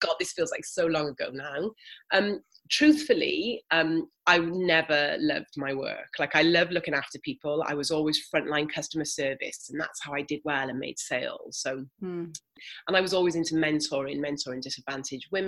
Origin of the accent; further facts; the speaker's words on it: Wales, United Kingdom; moved away; also born or lived in Australia; 0 to sort of 10, I grew up here in Wales.